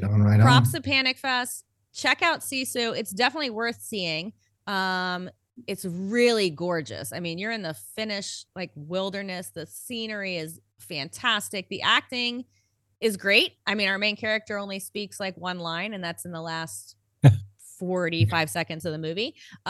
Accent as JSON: {"language": "English", "country": "Canada", "said": "I'm Canadian."}